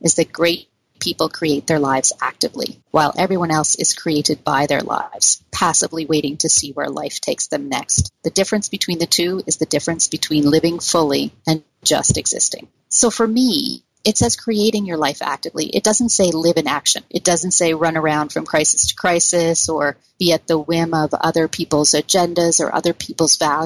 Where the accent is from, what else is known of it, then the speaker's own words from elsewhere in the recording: Canada; we're Canadian